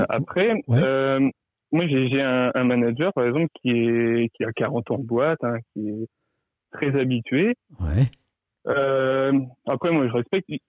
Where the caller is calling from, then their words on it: Arras, Hauts-de-France, France; Euh, je suis près d'Arras